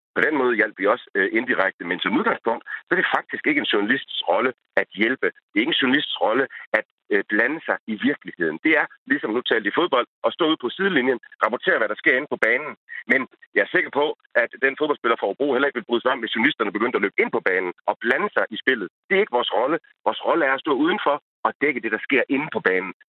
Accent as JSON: {"language": "Danish", "country": "Denmark", "said": "jeg bor i Danmark, jeg er dansker, jeg ser tingene gennem danske briller"}